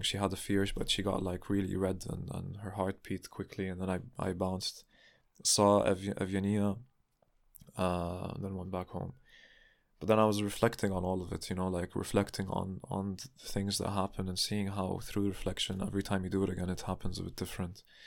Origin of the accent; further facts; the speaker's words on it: Palestine; now in Berlin, Germany; soy de Palestina. I'm from Palestine.